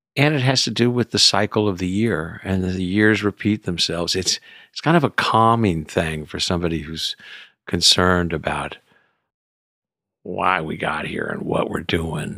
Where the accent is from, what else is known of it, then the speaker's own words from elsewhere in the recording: Houston, Texas, United States; moved away; also born or lived in California; I was raised in Houston as a city kid